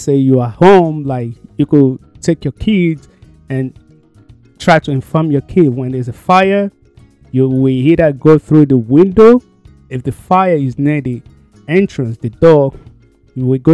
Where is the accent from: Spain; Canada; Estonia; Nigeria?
Nigeria; moved away; back home, because I came from Nigeria.